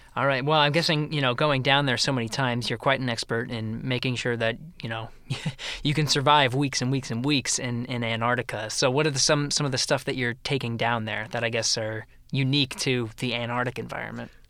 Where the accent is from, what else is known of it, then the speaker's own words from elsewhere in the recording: Pennsylvania, United States; moved away; I was born and raised in Pennsylvania, moved around a lot